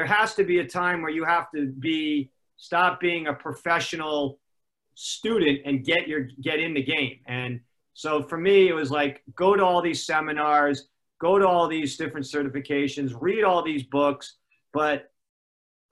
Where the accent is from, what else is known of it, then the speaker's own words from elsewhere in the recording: Los Angeles, California, United States; also born or lived in Connecticut; I grew up basically in Gold's Gym in Venice, California